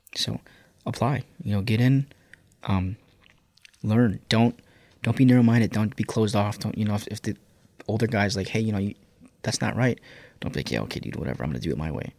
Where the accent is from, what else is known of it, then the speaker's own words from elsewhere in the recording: Chicago, Illinois, United States; growing up on the South Side